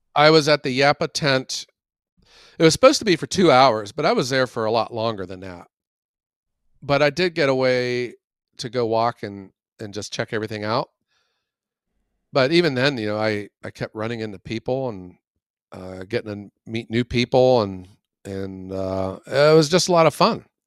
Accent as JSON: {"language": "English", "town": "Youngstown", "region": "Ohio", "country": "United States", "said": "from Youngstown"}